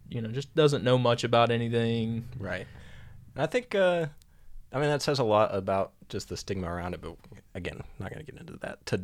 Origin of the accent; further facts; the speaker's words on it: Pennington, the South, United States; I grew up right in Pennington.